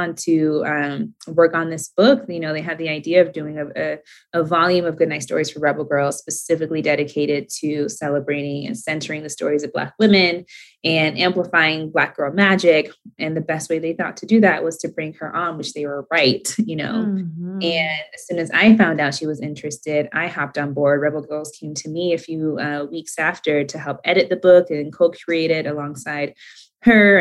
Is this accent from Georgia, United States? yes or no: yes; Atlanta, Georgia, United States; now in Los Angeles, United States; I grew up in Atlanta